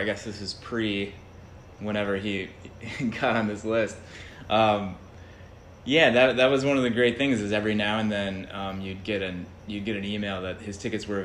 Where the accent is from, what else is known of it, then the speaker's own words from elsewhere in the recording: Atlanta, Georgia, United States; also born or lived in New York; now in Los Angeles, United States; From Atlanta, Georgia